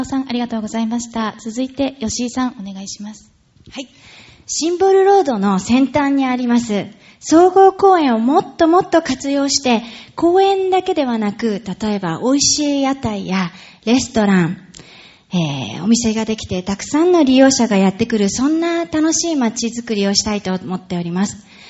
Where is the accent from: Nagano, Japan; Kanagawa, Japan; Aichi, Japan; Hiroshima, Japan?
Aichi, Japan; Nagoya; now in Urayasu, Japan; 私は愛知県名古屋市出身でございます